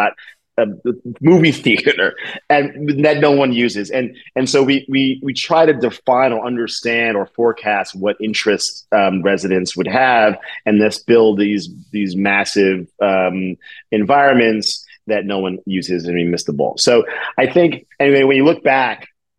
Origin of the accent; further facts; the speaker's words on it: New York, United States; I'm a New Yorker. We're not entertaining.